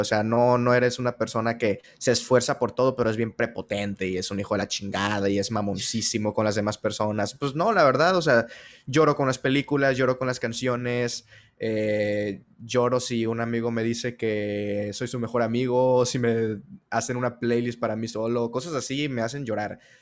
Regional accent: Sinaloa, Mexico; yo soy de Sinaloa

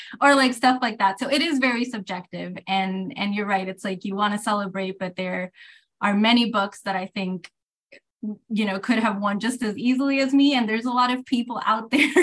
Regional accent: Puerto Rico; growing up in Puerto Rico, you know, the books I had access

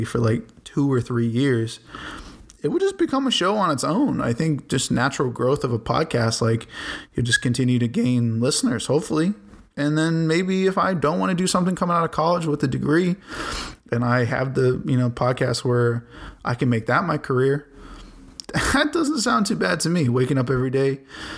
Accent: Boston, Massachusetts, United States; now in Chicago, United States; when I was growing up in Boston

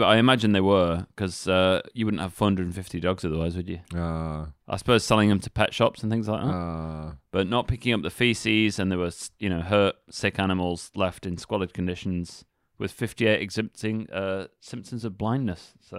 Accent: England, United Kingdom; I mean, I'm from England, right? A dog-loving country.

